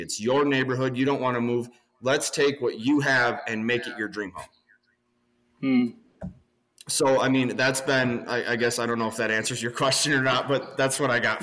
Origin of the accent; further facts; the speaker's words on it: Southern Wisconsin, United States; We're from Southern Wisconsin.